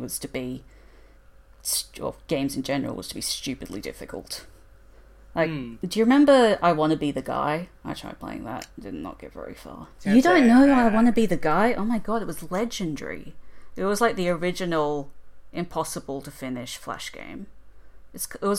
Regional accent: Australia

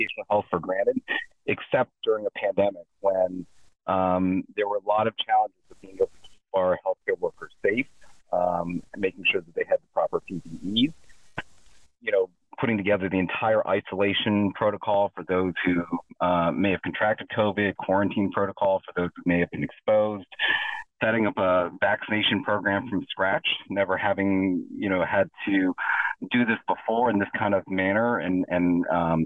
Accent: Allentown, Pennsylvania, United States; moved away as an adult; also born or lived in Cleveland; now in Maryland, United States; So I was born and raised in Allentown, Pennsylvania.

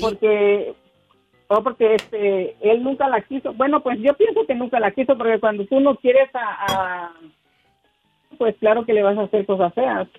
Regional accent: Villa Comaltitlán, Chiapas, Mexico; nací en en un pueblito que se llama, en un, un pueblito que se llama Villa Comaciclán... ahí en Chiapas

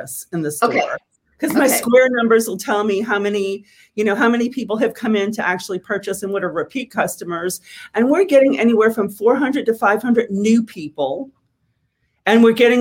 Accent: New Orleans, Louisiana, United States; moved away; I grew up in New Orleans

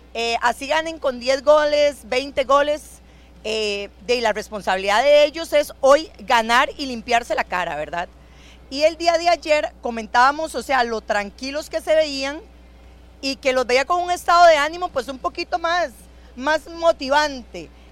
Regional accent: Costa Rica; lo que somos nosotros, los ticos, aquí en el extranjero

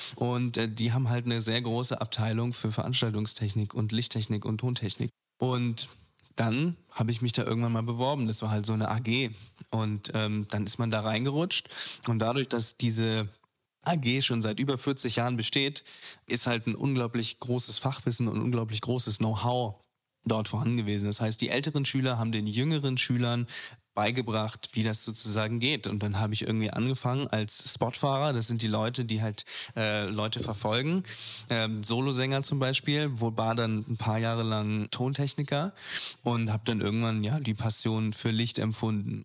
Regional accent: Braunschweig, Lower Saxony, Germany; moved away as an adult; now in Berlin, Germany; ich bin aus Braunschweig weggezogen

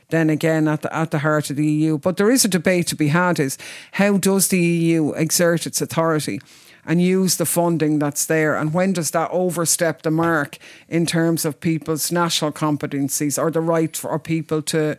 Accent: Ireland; We're coming from Ireland

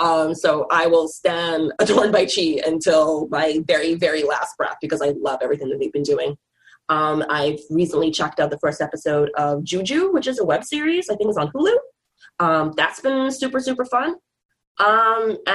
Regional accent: Bahamas; moved away as an adult; now in Vancouver, Canada; me and my boyfriend, now husband, also from the Bahamas

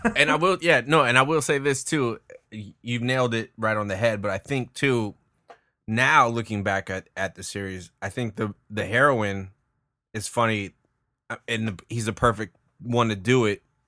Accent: California, United States; moved away; I'm from California

